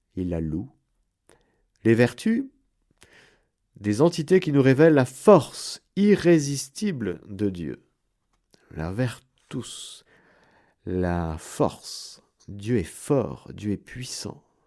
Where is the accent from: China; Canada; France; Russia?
France; pour nous Français